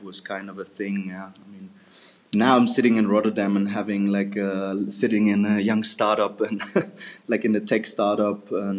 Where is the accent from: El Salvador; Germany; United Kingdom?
Germany; first language German; English is a second language; moved away as an adult; I'm 31 years old now, sorry. Still in the loop. Yeah, I'm from Germany. I've been living there for like 26 years, been born in Germany. I'm just having a German citizenship, and yeah, my parents are like probably the most German.